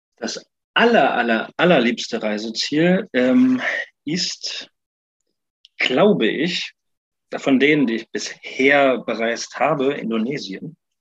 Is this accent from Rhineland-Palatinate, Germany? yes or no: yes; Neuwied, Rhineland-Palatinate, Germany; moved away as an adult; also born or lived in Cologne; habe ich nochmal in meiner Heimat, Heimat Weiß, Neuwied, äh, am Gymnasium gearbeitet